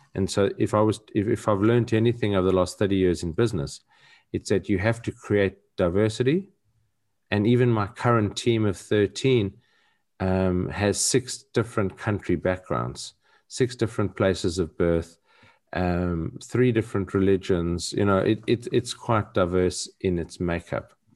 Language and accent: English; South Africa; growing up in South Africa and having a different narrative